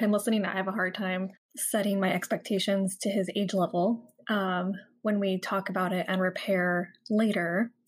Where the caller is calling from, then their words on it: San Diego, California, United States; Hi, Shantae. … I am from San Diego, California.